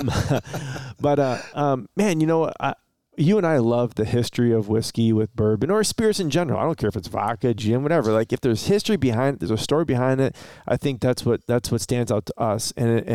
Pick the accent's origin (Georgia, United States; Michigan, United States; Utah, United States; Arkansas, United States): Michigan, United States; Romeo; we're from Romeo, Michigan